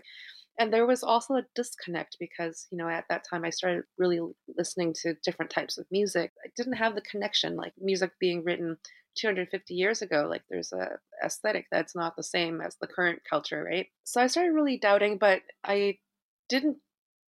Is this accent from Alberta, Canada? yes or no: no; Vancouver, British Columbia, Canada; moved away as an adult; now in New York, United States; I grew up in Vancouver, you know, I studied the classics, performed, you know, with the Vancouver Symphony at an early age.